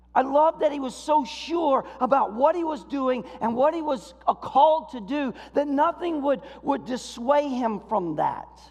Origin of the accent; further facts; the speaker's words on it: Florida, United States; now in Michigan, United States; I grew up in Florida